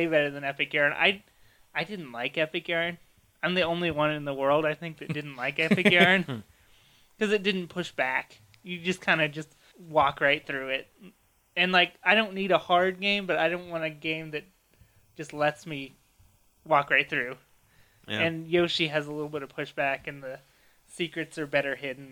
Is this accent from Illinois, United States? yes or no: no; Prospect, Ohio, United States; I grew up in Prospect